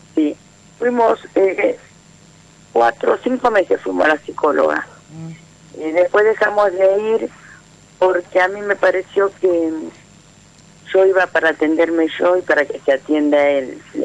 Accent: Florencio Varela, Buenos Aires Province, Argentina; moved away as an adult; now in Quilmes, Argentina; 30 años viví en Florencia Varela, hace dos años que estoy viviendo en Esteleta Quilmes

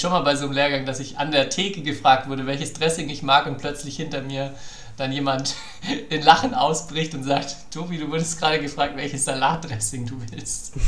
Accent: Franconia, Bavaria, Germany; ich bin ja Franke

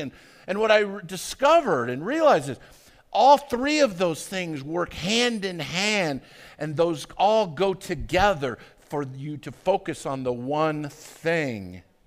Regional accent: Arvada, Colorado, United States; I grew up in Arvada

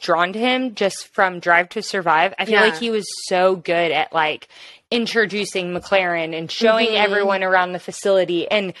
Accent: United States; Like us, like we're American.

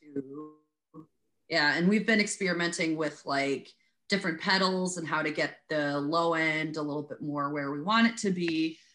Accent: Wheaton, Illinois, United States; also born or lived in DeKalb, Illinois; I grew up in Wheaton

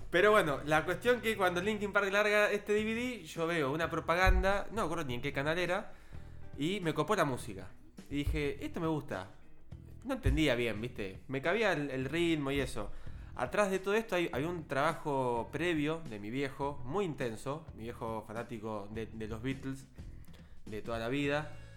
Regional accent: Buenos Aires Province, Argentina; yo soy del conurbano zona sur de Gran Buenos Aires

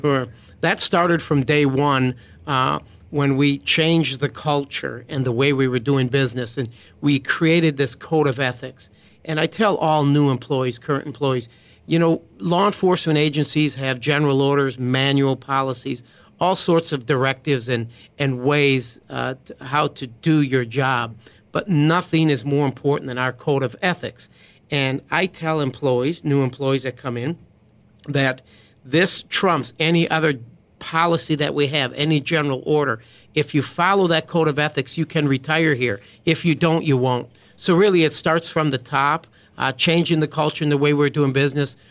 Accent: Juneau, Wisconsin, United States; now in Fort Bend County, Texas, United States; Grew up in a small town of Juneau, uh, Wisconsin, a little over two thousand people

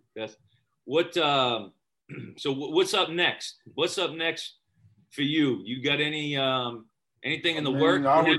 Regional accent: Boston, Massachusetts, United States; growing up in Boston, being a Celtics fan

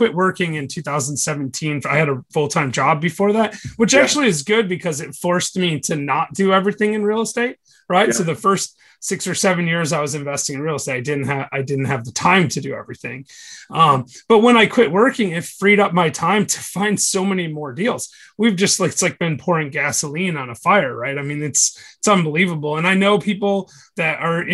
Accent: Michigan, United States; now in Chattanooga, United States; I'm from Michigan originally

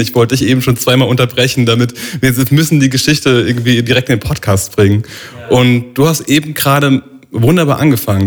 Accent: Neustadt an der Weinstraße, Rhineland-Palatinate, Germany; das ist ein Ort neben Neustadt, wo ich herkomme.

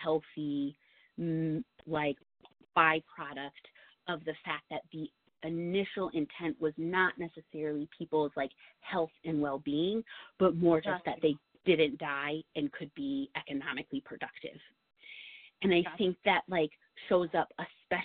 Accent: New York, United States; I'm a New Yorker through and through, this is my state

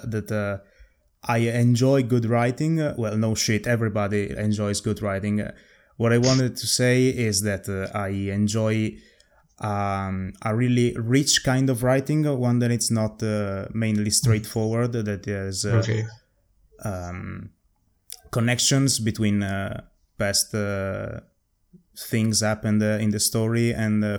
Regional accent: Italy; English is a second language; being Italian

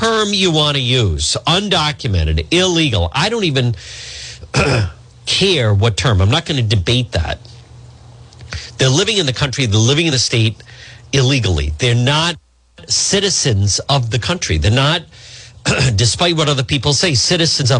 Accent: Cranston, Rhode Island, United States; my hometown of Cranston

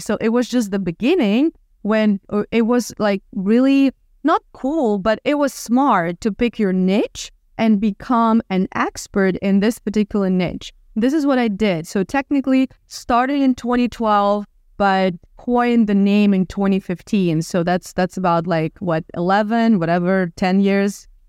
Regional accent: Odesa, Odesa Oblast, Ukraine; moved away as an adult; now in Miami, United States; I'm originally from Ukraine, from Odessa, the city on the Black Sea

